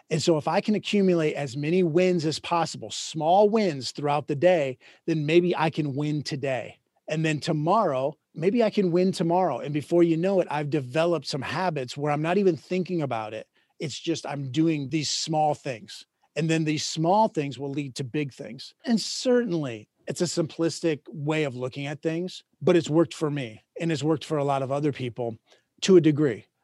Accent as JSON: {"language": "English", "region": "Minnesota", "country": "United States", "tie": "born or raised there", "moved": "yes", "said": "I grew up in Minnesota."}